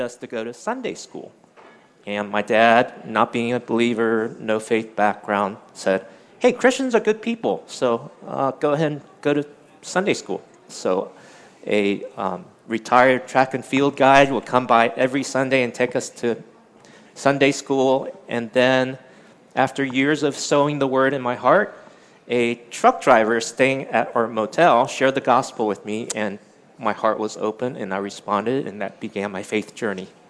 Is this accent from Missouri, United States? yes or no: no; Washington D.C. area, District of Columbia, United States; moved away as an adult; also born or lived in Taiwan / Winchester, Virginia; now in California, United States; I'm Chinese American, born in Taiwan, came to the U.S. when I was eight, and I grew up around, grew up around the Washington D.C. area